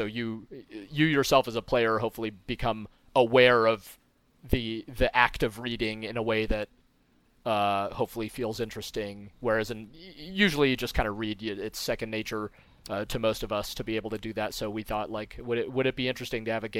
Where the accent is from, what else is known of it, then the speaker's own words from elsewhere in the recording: Moscow, Russia; born there; I happen to be a Russian. I was born in Moscow.